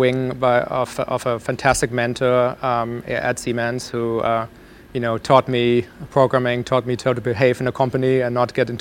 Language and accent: English; Germany; moved away; So I grew up in Germany